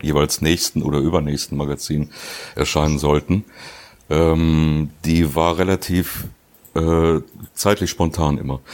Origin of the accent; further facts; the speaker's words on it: Duisburg, North Rhine-Westphalia, Germany; ich bin ja gebürtiger Duisburger